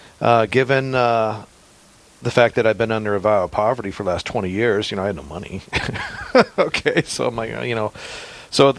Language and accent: English; Missouri, United States; moved away as an adult; now in North Dakota, United States; I grew up in Missouri.